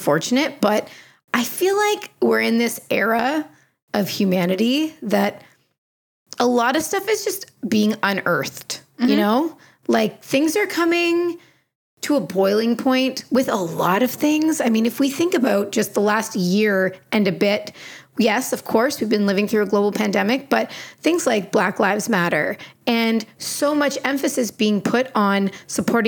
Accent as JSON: {"language": "English", "country": "Canada", "said": "I'm from here, because I'm dang proud of being Canadian"}